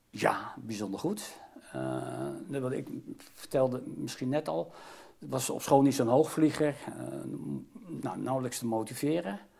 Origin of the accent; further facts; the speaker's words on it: The Hague, South Holland, Netherlands; Ik ben geboren getogen in Den Haag, opgegroeid in de Schilderswijk.